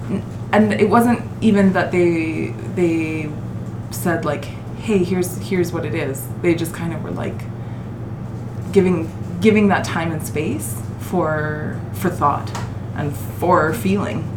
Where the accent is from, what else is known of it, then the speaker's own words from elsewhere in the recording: Bonnyville, Alberta, Canada; I say Penwayé because I'm from Bronnyville.